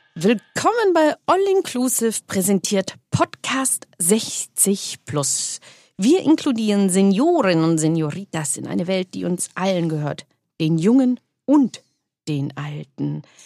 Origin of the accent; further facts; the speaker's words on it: Munich, Bavaria, Germany; ich bin ja aus Bayern, München